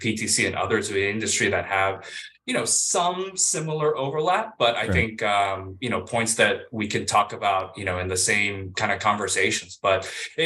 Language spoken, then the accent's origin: English; Virginia, United States; also born or lived in Guam; now in Honolulu, United States; I grew up in Virginia, so the mainland is home